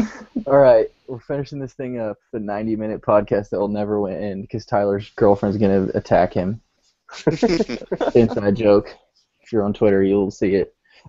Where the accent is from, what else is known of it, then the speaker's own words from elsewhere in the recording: Vancouver, British Columbia, Canada; I'm from Vancouver.